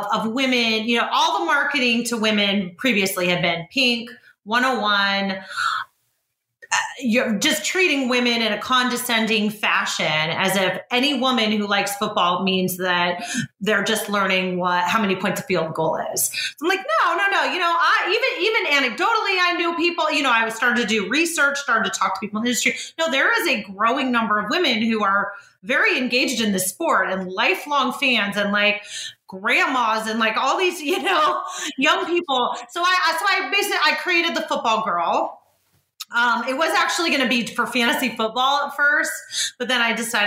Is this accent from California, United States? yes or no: yes; Bay Area, California, United States; so I'm from the Bay Area.